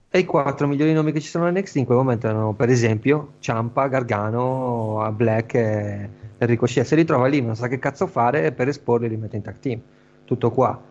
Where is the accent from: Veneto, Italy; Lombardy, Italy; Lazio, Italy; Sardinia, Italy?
Sardinia, Italy; Flumini; al Flumini, il mio paese